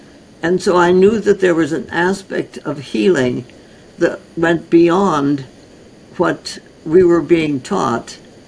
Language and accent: English; North India, India; I was born and raised in North India. My parents were osteopathic physicians trained by A.T. Stild, who started the concept of osteopathy in 1912 and 1913. And they then went out to India as medical missionaries with the Presbyterian Church. And I was born there.